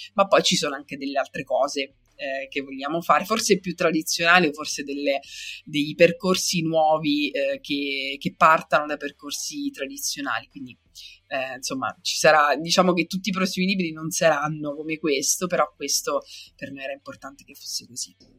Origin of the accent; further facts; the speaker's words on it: Sicily, Italy; io sono siciliana